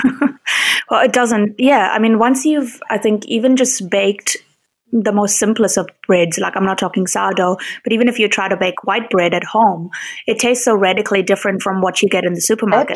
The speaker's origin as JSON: {"language": "English", "country": "India", "said": "as an Indian"}